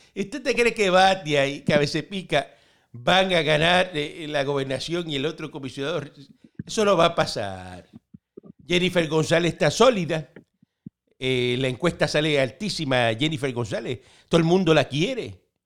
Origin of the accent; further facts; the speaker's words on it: Cuba; now in Miami, United States; Así somos nosotros los cubanos.